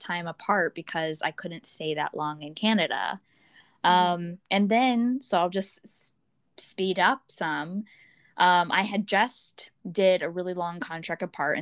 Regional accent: Florida, United States; I was from Florida

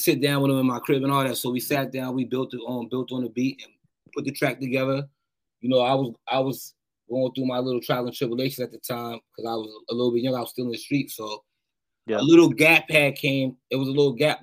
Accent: Boston, Massachusetts, United States; I'm from Boston

